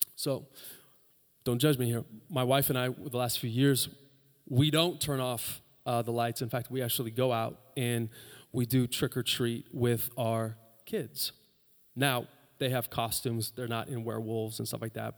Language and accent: English; United States; we're Americans